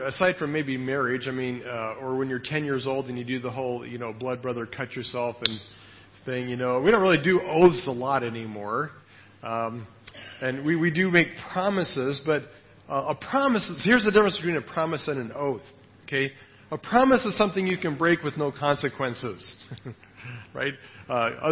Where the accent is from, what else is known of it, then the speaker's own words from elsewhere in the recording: United States; now in Thailand; I'm really an American